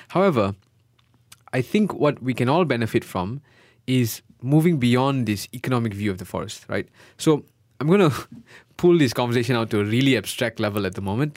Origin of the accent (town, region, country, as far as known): Malaysia; moved away; also born or lived in United Kingdom